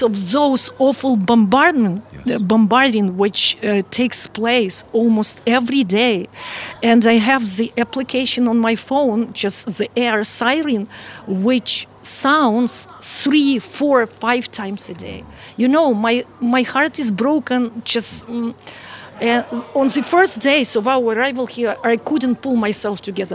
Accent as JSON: {"language": "English", "town": "Mykolaiv", "region": "Mykolaiv Oblast", "country": "Ukraine", "second_language": "English", "moved": "as an adult", "lives_now": "Moldova", "said": "I'm from Ukraine, from the city of Mykolaiv, which is not far from Odessa"}